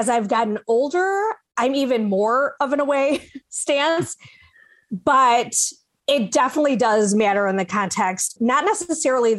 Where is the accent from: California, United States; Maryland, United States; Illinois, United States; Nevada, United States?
Illinois, United States; Chicago; also born or lived in Michigan; I am originally from Chicago and moved to Michigan briefly, and now I'm back in Chicago.